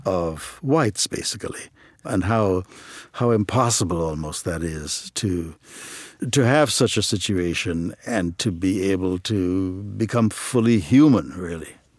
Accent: Trinidad & Tobago; moved away as an adult; also born or lived in Ohio; now in United States; I grew up in Trinidad and Tobago

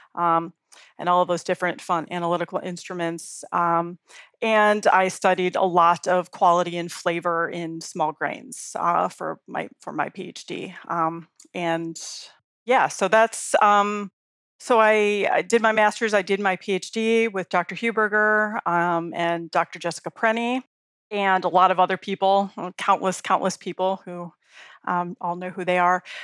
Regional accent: Chicago, Illinois, United States; now in Colorado, United States; I grew up in Chicago

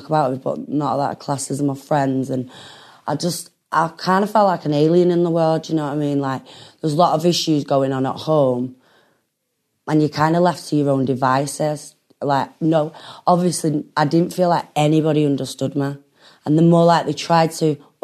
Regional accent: Manchester, North West England, United Kingdom; also born or lived in Dún Laoghaire, Dublin, Ireland; even though I was from Clayton, I never chilled in Clayton

